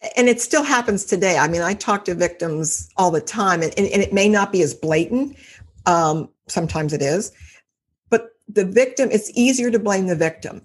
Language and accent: English; Cincinnati, Ohio, United States; from Cincinnati, Ohio. I've lived here all my life